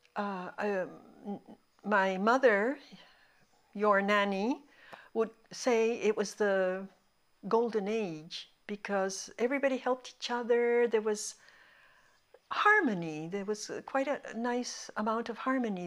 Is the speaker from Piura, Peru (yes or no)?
no; Lima, Peru; first language Spanish; English is a second language; also born or lived in Montreal, Canada; We, we came to Peru. I, I turned two in Peru